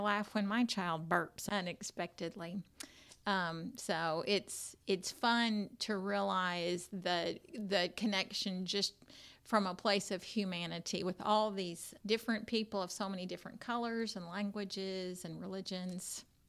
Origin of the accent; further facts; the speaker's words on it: United States; I grew up right here in Williamson County, and I went to private school right here